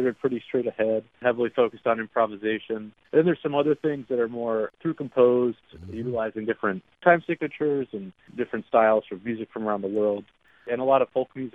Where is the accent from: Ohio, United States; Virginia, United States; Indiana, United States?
Ohio, United States; Columbus; moved away as an adult; also born or lived in Youngstown, Ohio / Akron, Ohio / Cleveland, Ohio; now in New York, United States; I grew up in Columbus.